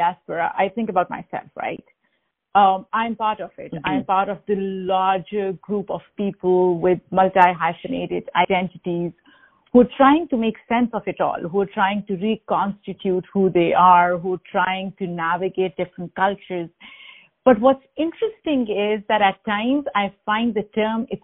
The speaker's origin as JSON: {"language": "English", "country": "Pakistan", "moved": "yes", "lives_now": "United States", "said": "I'm a Pakistani-American immigrant"}